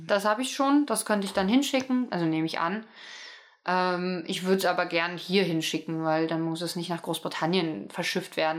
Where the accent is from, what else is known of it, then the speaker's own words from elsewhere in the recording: East Germany, Germany; ich komme ja aus dem Osten